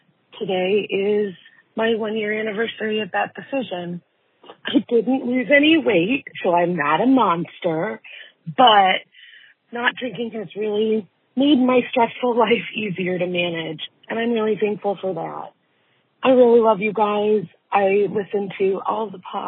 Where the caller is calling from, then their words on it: Connecticut, United States; I'm calling from Connecticut